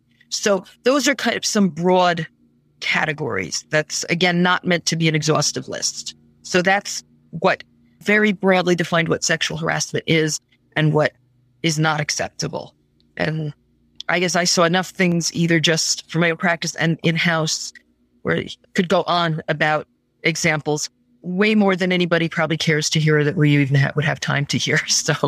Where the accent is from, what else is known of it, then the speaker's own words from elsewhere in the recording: United States; I'm speaking as an American attorney.